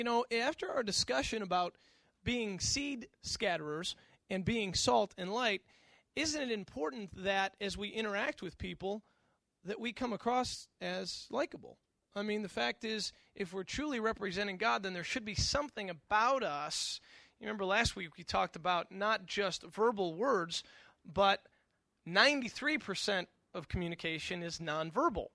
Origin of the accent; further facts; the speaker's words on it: Western New York, United States; moved away as an adult; also born or lived in the South (college); I grew up in Western New York